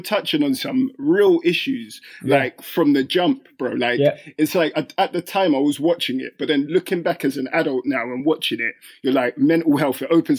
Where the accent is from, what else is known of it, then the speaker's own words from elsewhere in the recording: London, United Kingdom; I'm from Kilburn, so I went to school